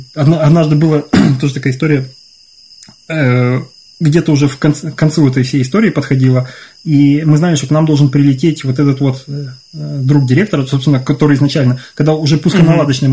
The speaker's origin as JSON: {"language": "Russian", "country": "Ukraine", "tie": "born or raised there", "moved": "yes", "said": "я вырос в Украине"}